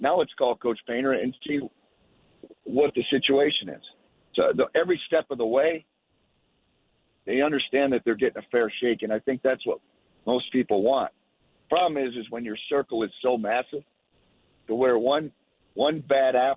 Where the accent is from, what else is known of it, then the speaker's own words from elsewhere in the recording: Clarkston, Michigan, United States; Fletcher Lawyer actually is from my hometown. My dad coached him and his brother.